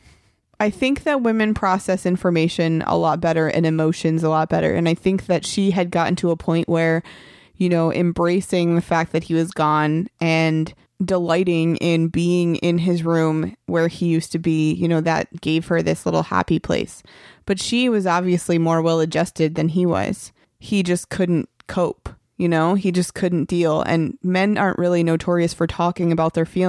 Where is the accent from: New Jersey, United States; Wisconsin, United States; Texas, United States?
New Jersey, United States; I'm from New Jersey